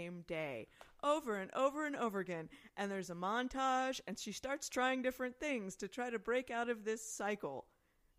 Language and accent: English; Midwest, United States; I grew up in the Midwest